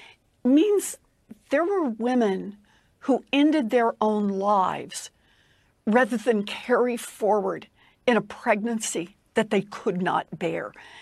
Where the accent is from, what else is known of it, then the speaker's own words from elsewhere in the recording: Oklahoma, United States; I grew up in Oklahoma. I grew up at a time when abortion was unlawful.